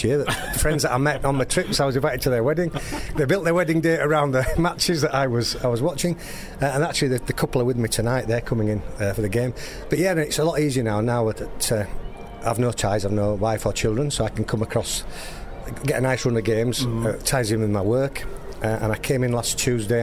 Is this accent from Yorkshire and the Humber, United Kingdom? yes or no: yes; Leeds, Yorkshire and the Humber, United Kingdom; I'm from a city in the north of England, in Yorkshire, Gary, Leeds.